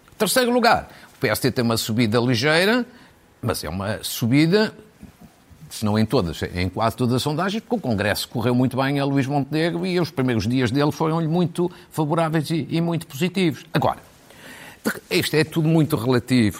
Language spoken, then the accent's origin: Portuguese; Fafe, Norte, Portugal; born or raised there